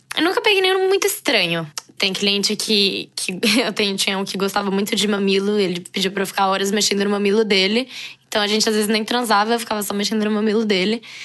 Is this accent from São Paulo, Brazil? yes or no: yes; São Paulo, Brazil; also born or lived in Brasília; nasci em Brasília, morei em São Paulo desde os 5 anos, é, moro em São Paulo atualmente